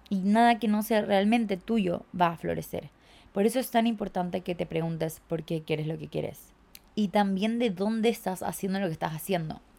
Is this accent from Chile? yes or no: yes; Chile; Sí, chiques, vuelvo a Chile, yo soy de Chile. Sé que no tengo acento, lo sé, me lo dicen todo el tiempo, que tengo un acento raro